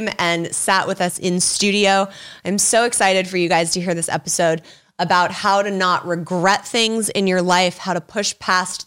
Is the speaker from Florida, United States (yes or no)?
no; Los Angeles, California, United States; growing up in Hollywood and being in Los Angeles